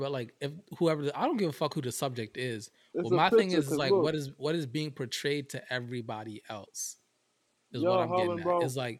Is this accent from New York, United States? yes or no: no; Philadelphia, Pennsylvania, United States; I'm from Philly.